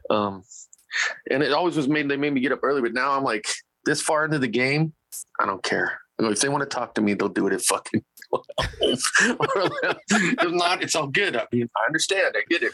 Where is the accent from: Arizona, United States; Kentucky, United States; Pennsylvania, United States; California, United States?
California, United States; Bakersfield; it's my hometown